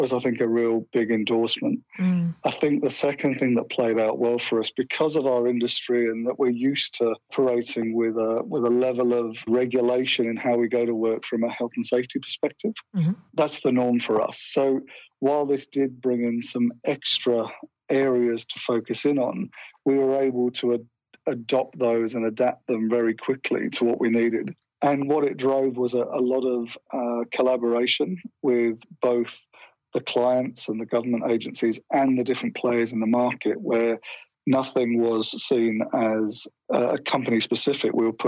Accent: England, United Kingdom; accent: English; now in Australia; When I go back there, they seem to think that my accent's become Australian, and when I'm here, I'm still seen as sounding like an Englishman.

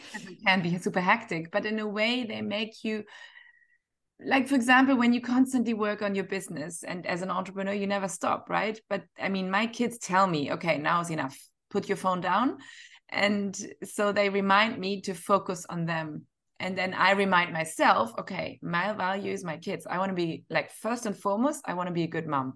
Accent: Northern Germany, Germany; now in Dubai, United Arab Emirates; I'm from Northern Germany

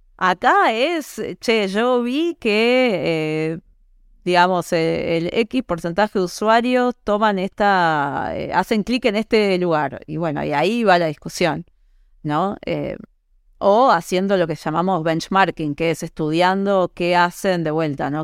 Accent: Uruguay; moved away as an adult; also born or lived in United States; yo soy uruguaya

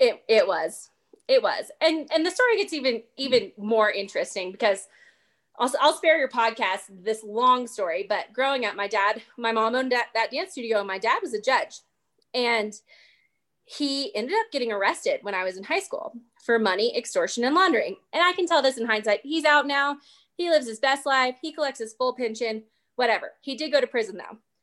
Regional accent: East Tennessee, United States; moved away; I'm originally from East Tennessee, and growing up, my mom owned a dance studio

